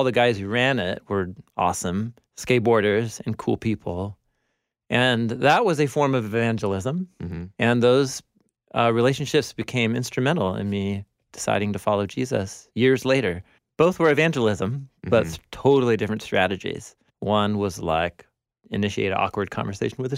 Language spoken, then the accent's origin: English; Portland, Oregon, United States; I grew up skateboarding in Portland.